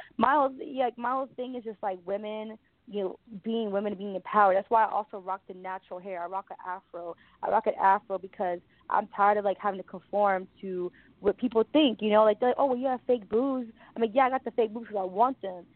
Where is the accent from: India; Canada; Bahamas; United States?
United States; New York City, New York; moved away as an adult; now in Los Angeles, United States; I'm from the Bronx